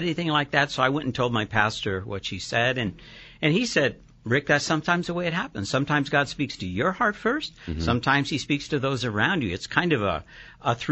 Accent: West Coast, United States; also born or lived in Texas / Chula Vista, California; I was raised on the West Coast, but came here in swaddling clothes.

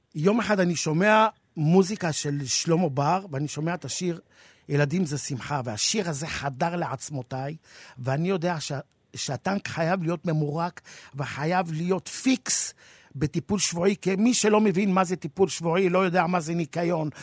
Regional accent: Jerusalem, Jerusalem District, Israel; המולדת שלי ישראל והעיר שגדלתי בה ירושלים

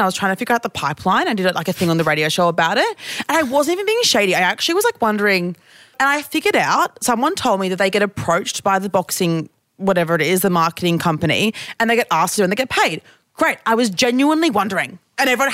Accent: Queensland, Australia; this is just how I speak because I'm from Queensland

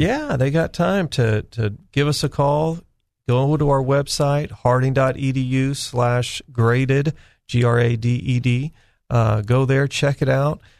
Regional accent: California, United States; moved away as an adult; now in Arkansas, United States; I was born and raised in California

